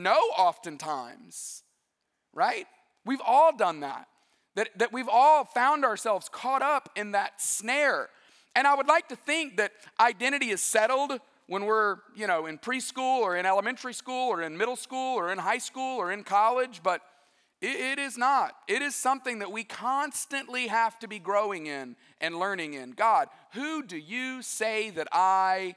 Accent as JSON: {"language": "English", "region": "West Alabama", "country": "United States", "tie": "born or raised there", "said": "I grew up in West Alabama"}